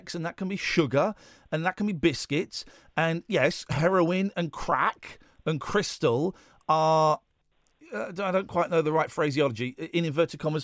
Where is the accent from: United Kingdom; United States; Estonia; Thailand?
United Kingdom; We're British